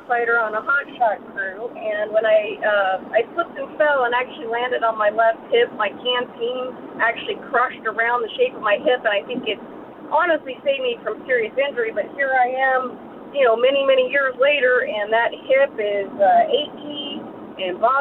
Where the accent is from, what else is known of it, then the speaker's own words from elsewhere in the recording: Inland Empire, California, United States; now in Los Angeles, United States; I grew up in the Inland Empire